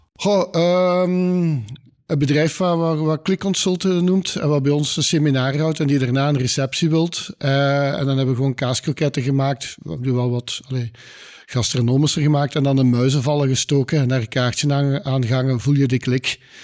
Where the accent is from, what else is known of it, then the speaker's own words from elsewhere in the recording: Limburg, Flanders, Belgium; als Limburgers is dat zo'n beetje onze DNA